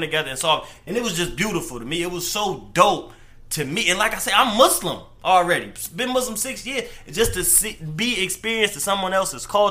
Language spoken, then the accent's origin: English; Detroit, Michigan, United States; I'm from Joy Road, but, you know, Dearborn is right down the street